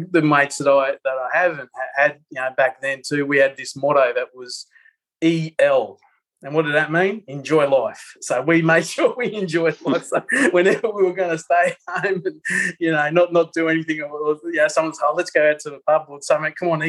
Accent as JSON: {"language": "English", "country": "Papua New Guinea", "tie": "born there", "said": "And they were teachers in Papua New Guinea. I was born in Papua New Guinea"}